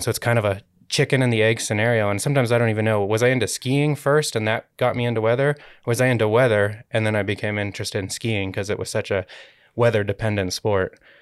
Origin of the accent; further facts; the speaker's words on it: United States; moved away as an adult; also born or lived in Colorado; now in Utah, United States; I grew up in the Lake Tahoe area